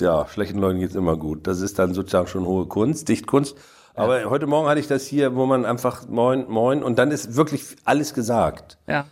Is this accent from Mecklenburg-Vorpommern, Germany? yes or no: yes; Mecklenburg-Vorpommern, Germany; weil man falsch platt spricht als Mecklenburger